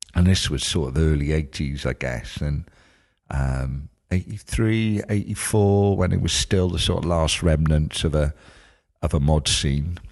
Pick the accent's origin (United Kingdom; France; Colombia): United Kingdom; Cardiff, Wales; growing up in Cardiff, growing up in East Cardiff